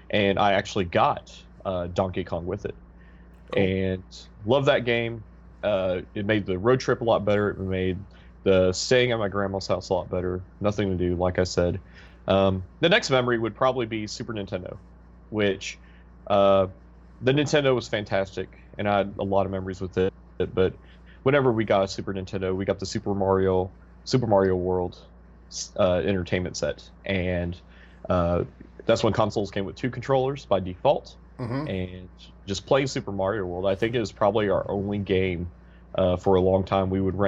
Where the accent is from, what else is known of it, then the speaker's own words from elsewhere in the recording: Georgia, United States; I grew up in Georgia. My dad was in the military, and we lived in Fort Benning. The majority of my family lived in Missouri, so we would take a yearly, or what turned into be a yearly, road trip to Missouri from Georgia.